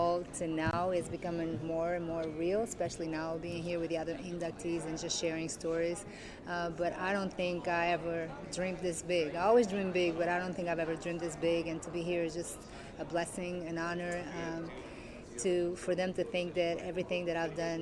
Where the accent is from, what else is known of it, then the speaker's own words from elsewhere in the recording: Portugal; now in United States; I grew up in Portugal and I made my career mostly here in the States